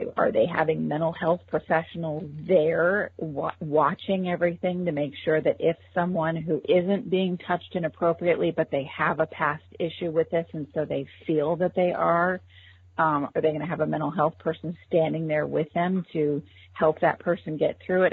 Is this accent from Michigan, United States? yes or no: no; Orange County, California, United States; moved away; also born or lived in Los Angeles, California; I grew up in Orange County, California, and uh, Los Angeles